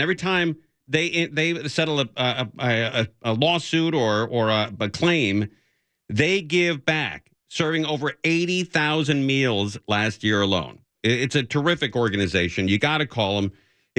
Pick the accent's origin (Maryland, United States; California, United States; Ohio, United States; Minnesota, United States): California, United States; Los Angeles; I grew up in the San Fernando Valley off Magnolia and Balboa.